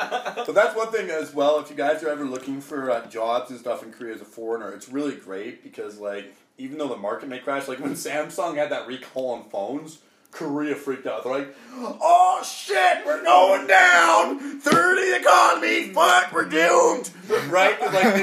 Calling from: Calgary, Alberta, Canada; I'm calling from Calgary, Alberta.

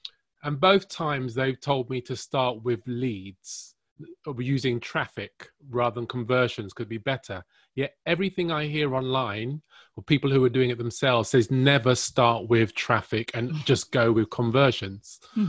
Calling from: London, United Kingdom; I'm calling from London, by the way.

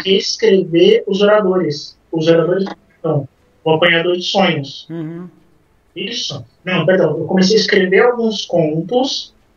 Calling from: São Paulo, Brazil; also born or lived in Canada; Eu falo de São Paulo

